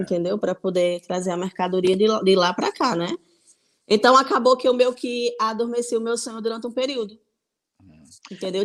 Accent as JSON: {"language": "Portuguese", "town": "Mossoró", "region": "Rio Grande do Norte", "country": "Brazil", "moved": "as an adult", "lives_now": "Póvoa de Varzim, Portugal", "said": "eu sou nordestina, mais precisamente sou de Mossoró, do Rio Grande do Norte"}